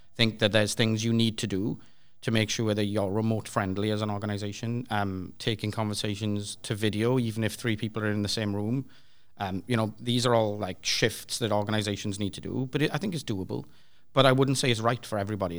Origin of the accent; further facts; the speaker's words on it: Swansea, Wales, United Kingdom; I'm from Swansea in the U K